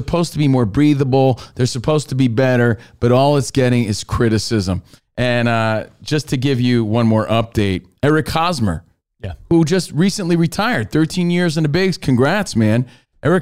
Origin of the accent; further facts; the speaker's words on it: East Coast, United States; moved away; we're from the East Coast